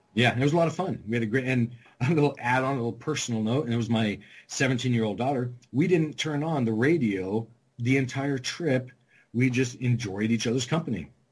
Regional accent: California, Arizona, West Coast, United States; moved away; I grew up in California, Arizona, just all on the West Coast.

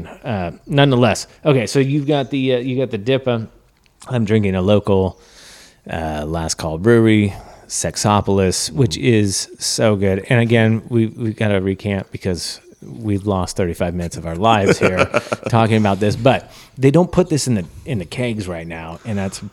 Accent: Oakdale, California, United States; we're from Oakdale, not the coast.

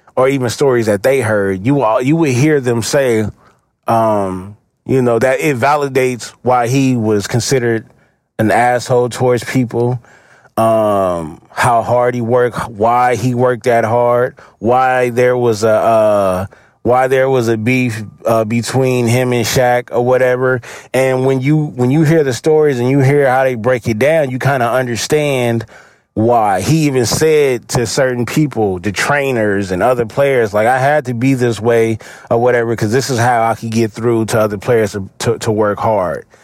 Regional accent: Los Angeles, California, United States; I'm from the East Side, so Green Meadows was one of the parks that I used to go hoop at a lot

